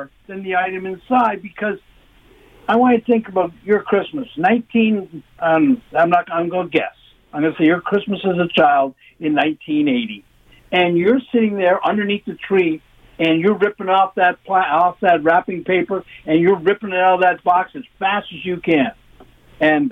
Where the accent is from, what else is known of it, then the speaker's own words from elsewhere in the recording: London, Ontario, Canada; now in Toronto, Canada; I grew up in London.